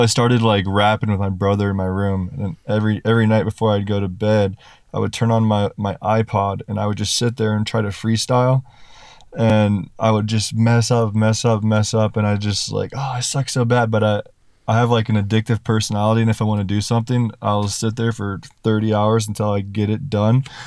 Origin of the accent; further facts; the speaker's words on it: Kansas, United States; I'm from Kansas